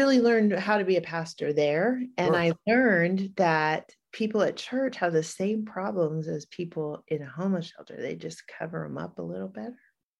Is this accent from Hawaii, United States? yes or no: yes; Hawaii, United States; moved away as an adult; I grew up in Hawaii. My father is a native Hawaiian activist and community organizer, and my parents still live there.